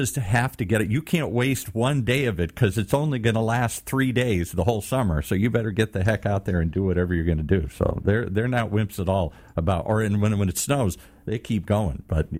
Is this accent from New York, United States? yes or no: no; Michigan, United States; moved away; also born or lived in Minnesota; Well, I grew up in the Midwest, and I was born in Minnesota, grew up in Michigan